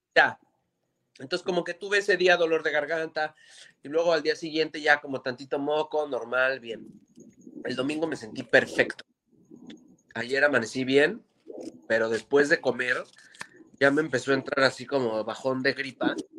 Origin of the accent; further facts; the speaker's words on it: Mexico City, Mexico; Nosotros somos unos chilangos de mierda